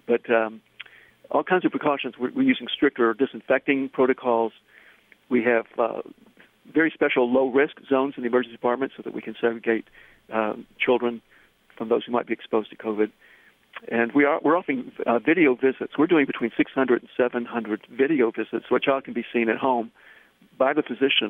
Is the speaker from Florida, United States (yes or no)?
no; Tennessee, United States; accent: Southern; now in Boston, United States; you may be able to tell from my voice that I'm from the South. I'm from Tennessee